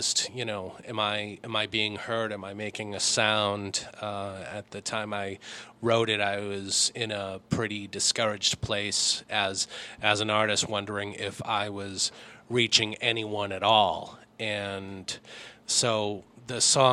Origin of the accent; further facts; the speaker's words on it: Lowell, Massachusetts, United States; I'm a Lowell boy. I grew up in Lowell